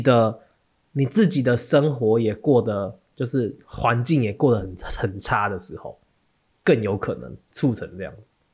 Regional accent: Taiwan; 我们台湾人

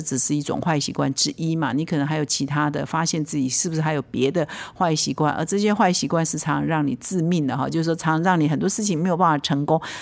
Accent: Taiwan; 我们华人，我们台湾人

